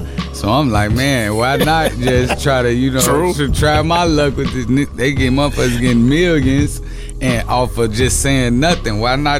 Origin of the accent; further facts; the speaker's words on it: Maywood, Illinois, United States; also born or lived in Chicago (West Side); Born and raised in Maywood, you know what I'm saying? But I got a lot of family where I was born in the city, but I got a lot of family on the west side of Chicago.